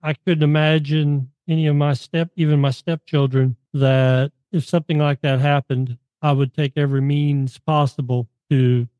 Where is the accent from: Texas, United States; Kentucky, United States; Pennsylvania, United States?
Kentucky, United States; Henderson County; moved away; also born or lived in Nashville, Tennessee; I grew up in the Henderson County area. Now I'd moved away by that point